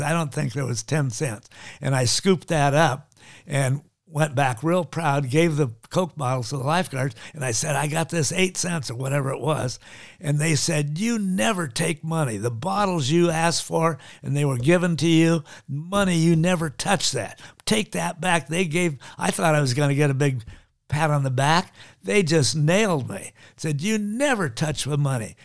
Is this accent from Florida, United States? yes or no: no; Laguna Beach, California, United States; also born or lived in Honolulu, Hawaii / Maui, Hawaii; I come to Laguna, where I grew up